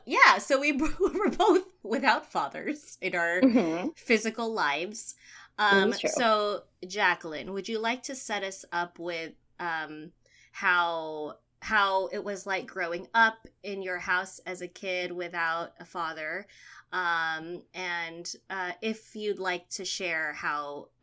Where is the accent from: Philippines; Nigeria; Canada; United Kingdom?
Philippines; what it means to be Filipino.